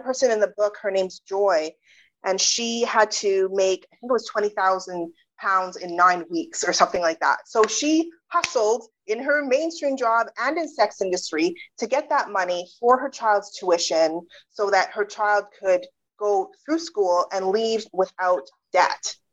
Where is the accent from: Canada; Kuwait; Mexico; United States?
Canada; British Columbia; also born or lived in United Kingdom; I was born in the UK, but I grew up in Canada.